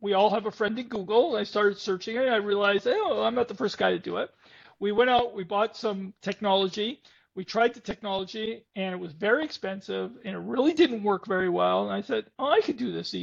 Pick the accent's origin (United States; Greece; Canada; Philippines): Canada; I'm a Canadian